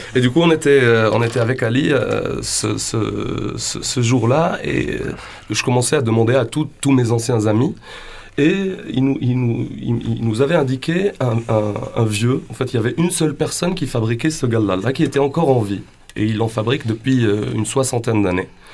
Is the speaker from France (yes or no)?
no; Sidi Bel Abbès, Sidi Bel Abbès Province, Algeria; je viens de Sidi Blabès, Et c'est à l'ouest de l'Algérie